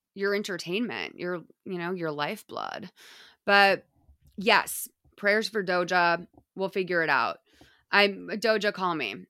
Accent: United States; me as an American

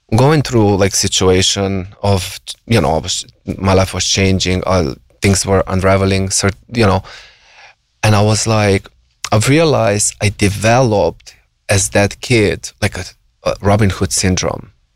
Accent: Slovenia; moved away as an adult; now in United States; I grew up in like a small conservative village, you know, very re- religious, um, Catholics

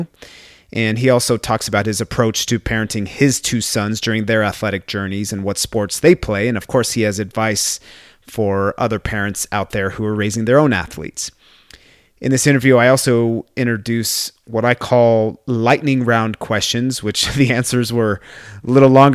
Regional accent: Brazil; now in United States; my home country of Brazil

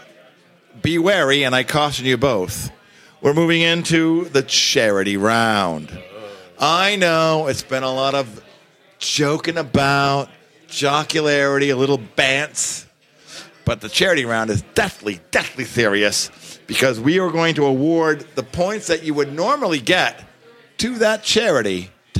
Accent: Searsport, Maine, United States; I'm from Searsport, and that's where the action is, man.

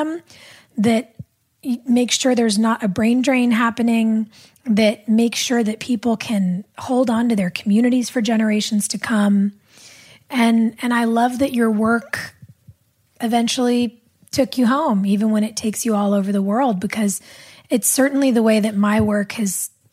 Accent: Southern California, United States; I grew up in Southern California

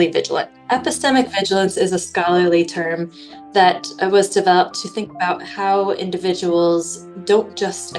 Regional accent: United States; moved away as an adult; now in Northern Ireland, United Kingdom; where I grew up in the United States

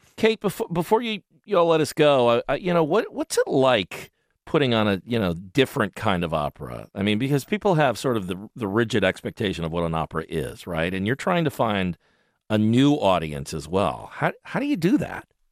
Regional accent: Alabama, United States; moved away; I come from Alabama

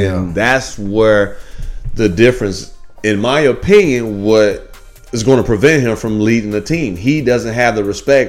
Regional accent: Midwest, United States; my hometown growing up, man, the Midwest, the Bulls.

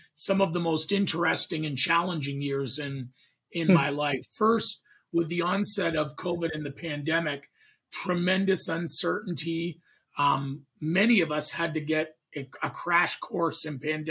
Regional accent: Canada; moved away as an adult; now in United States; I'm a Canadian

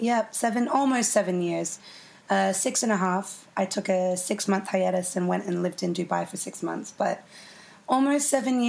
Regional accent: Orange, New South Wales, Australia; moved away as an adult; Yeah, so I was born in Orange and raised there till I was 18 years old. It's a beautiful town. It gets really cold in winter.

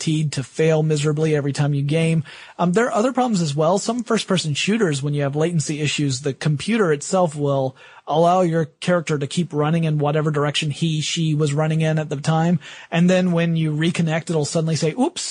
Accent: the South, United States; I am from the South

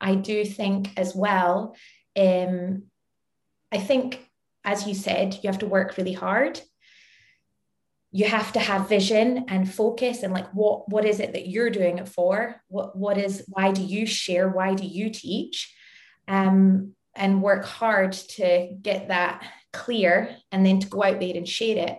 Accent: Scotland, United Kingdom; now in London, United Kingdom; I am as Scottish as they come

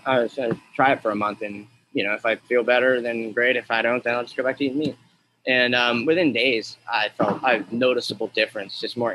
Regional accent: Alaska, United States; I'm from Alaska, so I grew up on king crab.

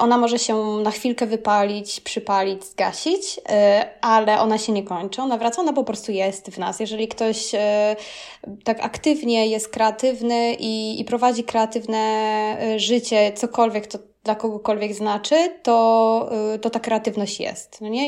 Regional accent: Kraków, Lesser Poland, Poland; moved away as an adult; also born or lived in Rome, Italy; now in Italy; jestem z Krakowa

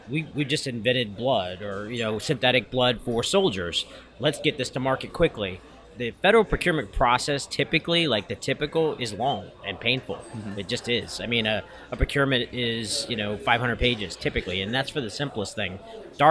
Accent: Lafayette, Louisiana, United States; moved away as an adult; also born or lived in Maryland; When I moved back home, it was in 2005. I started the business. I lived up in Maryland. I'm from Lafayette.

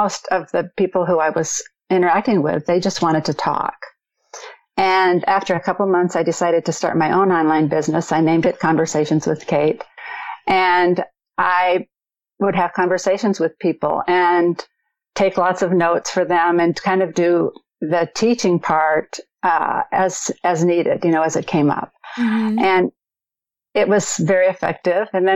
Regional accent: Minnesota, United States; accent: Midwest; now in North Carolina, United States; Grew up in Minnesota in the Midwest, so people say I have more of a Midwest accent

